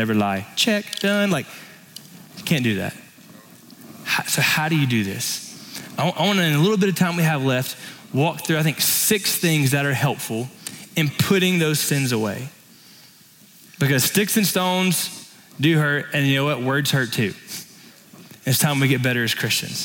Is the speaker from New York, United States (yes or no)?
no; Florida, United States; now in Texas, United States; growing up in Florida